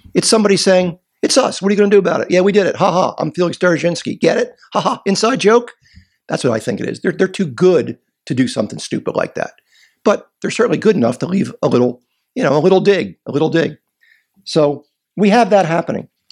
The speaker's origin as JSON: {"language": "English", "town": "Philadelphia", "region": "Pennsylvania", "country": "United States", "tie": "born or raised there", "said": "I'm from Philadelphia. I was born there"}